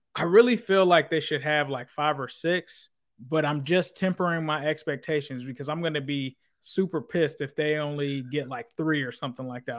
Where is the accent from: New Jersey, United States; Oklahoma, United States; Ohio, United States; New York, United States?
Ohio, United States; Cincinnati; moved away as an adult; also born or lived in California; now in Florida, United States; originally I grew up in Cincinnati